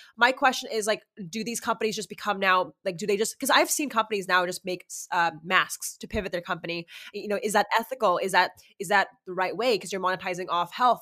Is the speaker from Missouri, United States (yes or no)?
no; Los Angeles, California, United States; I'm from